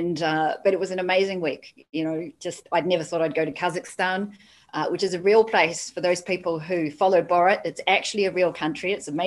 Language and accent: English; Hamilton, Waikato, New Zealand; now in Hong Kong; When I was 10, I remember I grew up in the Waikato in Hamilton in New Zealand